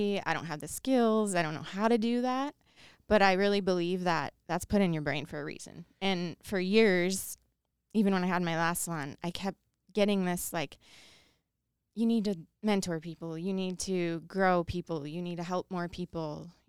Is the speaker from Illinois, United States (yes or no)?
yes; outside of Chicago, Illinois, United States; now in Idaho, United States; I grew up outside of Chicago